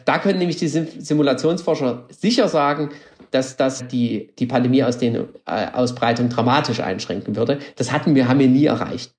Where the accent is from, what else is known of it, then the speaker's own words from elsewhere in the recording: Germany; now in Austria; das Land, wo ich herkomme, das kenne ich als ein Land von Denkern und Innovationen